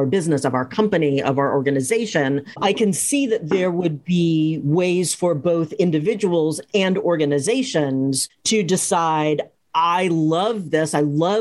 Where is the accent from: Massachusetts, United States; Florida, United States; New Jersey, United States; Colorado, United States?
Massachusetts, United States; Cambridge; I grew up in Cambridge, Massachusetts